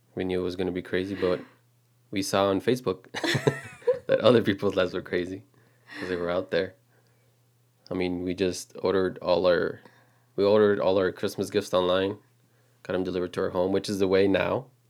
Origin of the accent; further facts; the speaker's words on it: Texas, United States; we're just a regular couple, um, born and raised in Texas